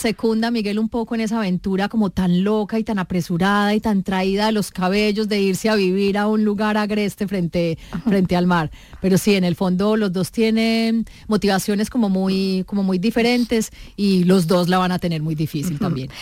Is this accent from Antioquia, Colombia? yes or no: yes; Medellín, Antioquia, Colombia; yo también soy de Medellín